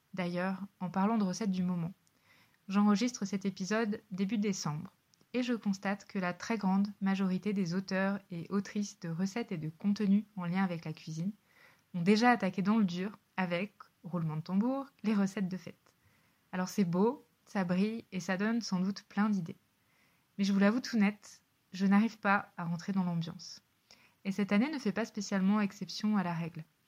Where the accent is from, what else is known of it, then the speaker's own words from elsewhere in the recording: Savoie, Auvergne-Rhône-Alpes, France; en Savoie, là où j'ai grandi